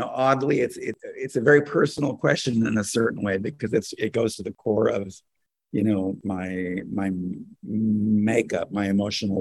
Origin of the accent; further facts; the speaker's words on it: California, United States; now in New York, United States; in California, where I'm from originally. I mean, I've lived in New York for a long time, but I am a Californian.